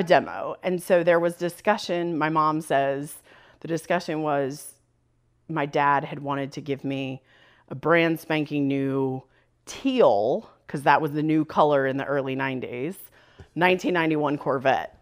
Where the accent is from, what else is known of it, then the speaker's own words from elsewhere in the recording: between Defiance and Lima, Northwest Ohio, United States; also born or lived in Bluffton, Ohio; the part of Ohio that I grew up in has a very deep German heritage. Lots of German Catholic families settled in this corner of Northwest Ohio.